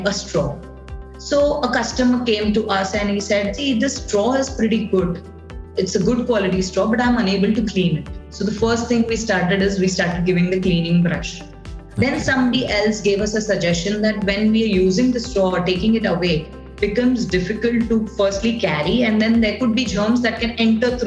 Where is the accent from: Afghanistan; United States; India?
India; Mumbai, Maharashtra; I am from Bombay